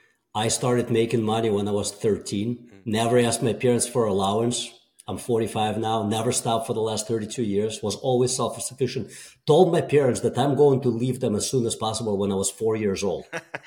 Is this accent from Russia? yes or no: yes; Russia; English is a second language; moved away; So I was born and raised in Soviet Union.